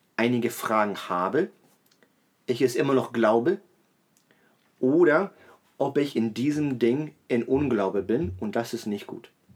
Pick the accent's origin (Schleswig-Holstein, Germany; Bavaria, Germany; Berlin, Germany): Berlin, Germany; ich bin eben in Berlin groß geworden